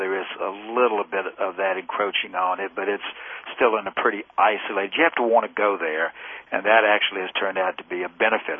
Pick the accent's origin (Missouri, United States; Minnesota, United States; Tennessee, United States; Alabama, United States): Tennessee, United States; Memphis; moved away as an adult; also born or lived in Murray, Kentucky; We were in Murray for 9 years, and I'm originally from Memphis, my wife and I both, so we're back home again